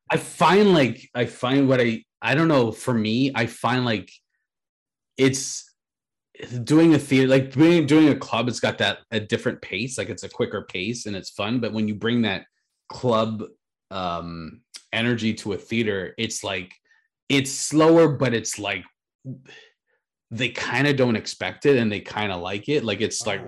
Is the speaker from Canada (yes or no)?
yes; Canada; being a Canadian